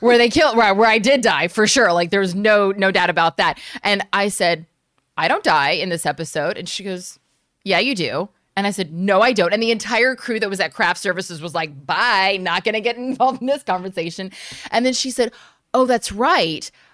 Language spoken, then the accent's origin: English; United States; being an American outsider